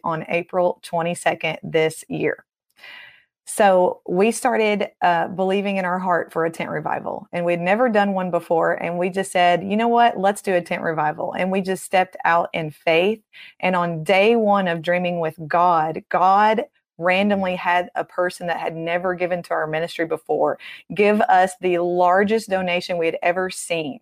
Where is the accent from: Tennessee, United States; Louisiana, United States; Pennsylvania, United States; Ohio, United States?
Tennessee, United States; I'm from Tennessee